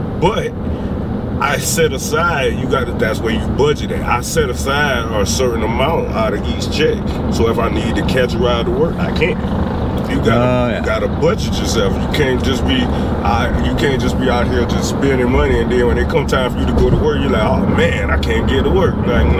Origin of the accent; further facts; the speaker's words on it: South Carolina, United States; South Carolina.